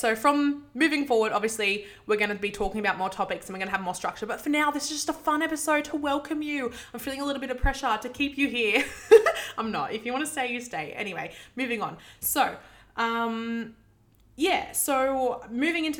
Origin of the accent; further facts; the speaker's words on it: Sydney, New South Wales, Australia; I grew up in Western Sydney